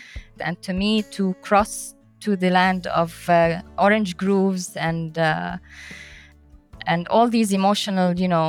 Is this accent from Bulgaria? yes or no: yes; Bulgaria; born there; also born or lived in Tunisia / Libya; I was born in Bulgaria. We moved then to Tunisia and Libya, and my parents before that were also all over the place between Syria and Lebanon.